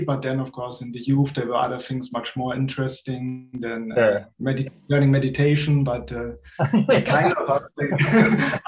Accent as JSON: {"language": "English", "country": "Germany", "moved": "as an adult", "lives_now": "Ireland", "said": "I'm originally from Germany, but living now since the beginning of last year, like shortly before the first lockdown in Ireland with my girlfriend"}